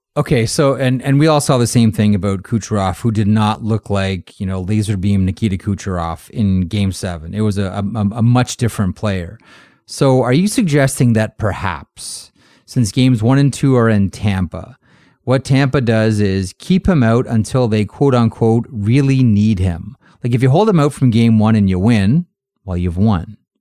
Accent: Toronto, Ontario, Canada; I grew up in Toronto

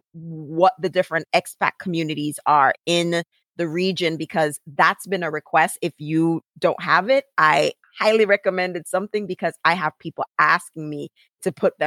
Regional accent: Montego Bay, Saint James, Jamaica; I'm from Montego Bay

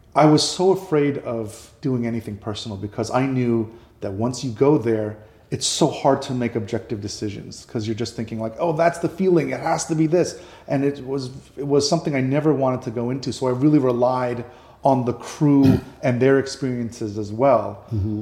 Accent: New York City, New York, United States; moved away; I grew up in New York

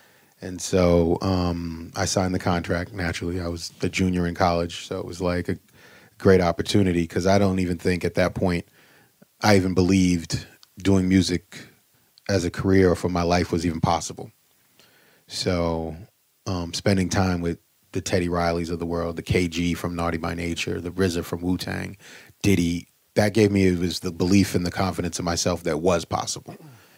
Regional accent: Boston, Massachusetts, United States; I'm from Boston. Berkeley was right there. I thought about going to Berkeley, but I wanted to get out of Boston.

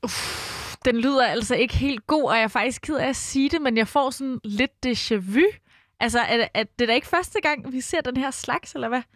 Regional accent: Brøndby, Capital Region of Denmark, Denmark; jeg er født og opvokset i Brøndby

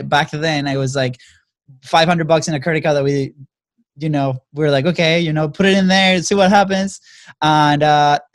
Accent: Venezuela; now in United States; we come from Venezuela. You know, we got to the States about 10 years ago.

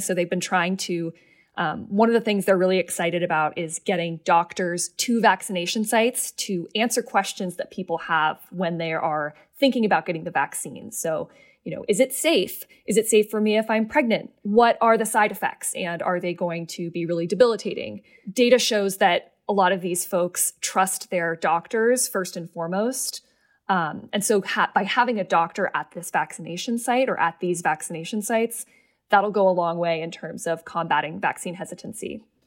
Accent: Seattle, Washington, United States; I'm from Seattle.

